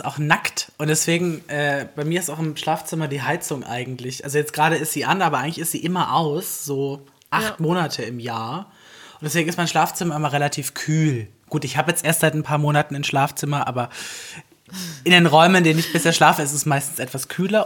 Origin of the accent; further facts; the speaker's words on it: the South, Southern Germany, Germany; now in Berlin, Germany; ich komme halt aus dem Süden